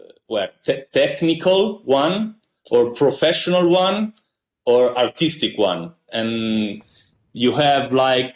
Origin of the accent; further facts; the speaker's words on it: Milan, Lombardy, Italy; English is a second language; I was born and raised here in Milan, Italy, north of Italy.